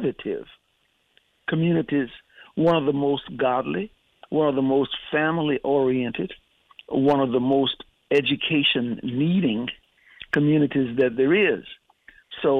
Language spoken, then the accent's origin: English; Louisiana, United States; moved away as an adult; born and raised in Louisiana, educated in the Northeast